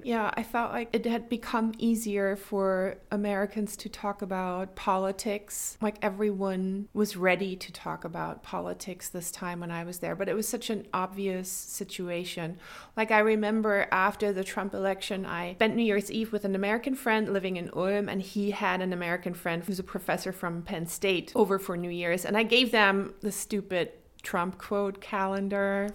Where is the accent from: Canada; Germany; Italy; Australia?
Germany; Wolfenbüttel, Lower Saxony; moved away as an adult; also born or lived in Baden-Württemberg / Tübingen / Stuttgart; now in Freiburg, Germany; I'm from Wolfenbüttel in Niedersachsen. That's in northern Germany